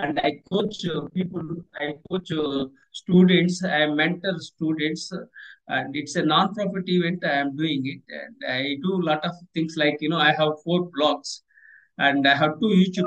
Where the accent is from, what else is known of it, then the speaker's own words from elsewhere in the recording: India; I am from Indian Air Force, so I served my country